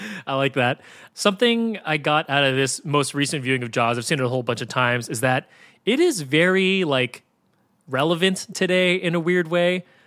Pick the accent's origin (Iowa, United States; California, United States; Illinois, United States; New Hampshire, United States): California, United States; San Francisco; I grew up in San Francisco